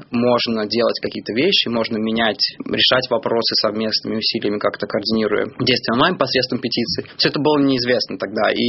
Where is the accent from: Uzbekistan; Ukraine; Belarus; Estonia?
Belarus; я сам из Беларуси